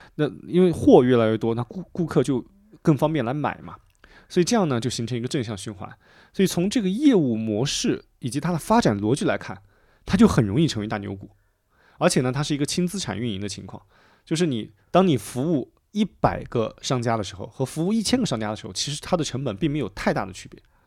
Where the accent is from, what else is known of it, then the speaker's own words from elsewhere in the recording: Bengbu, Anhui, China; 我的家乡，就是蚌埠，就安徽的那个一个城市